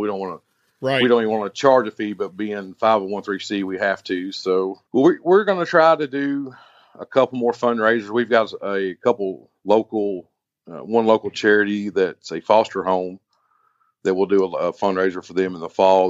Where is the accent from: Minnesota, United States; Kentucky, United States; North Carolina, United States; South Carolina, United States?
Kentucky, United States; I'm from Kentucky, been here my whole life